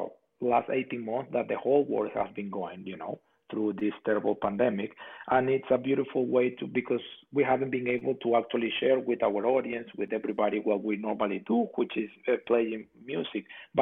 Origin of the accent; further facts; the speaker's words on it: Puerto La Cruz, Anzoátegui, Venezuela; English is a second language; moved away as an adult; also born or lived in Europe; now in San Diego, United States; my hometown, Puerto La Cruz, Barcelona in Venezuela, their team there is called Caribes.